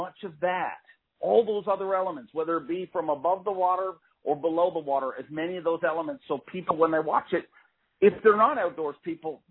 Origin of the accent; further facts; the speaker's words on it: Canada; a Canadian dude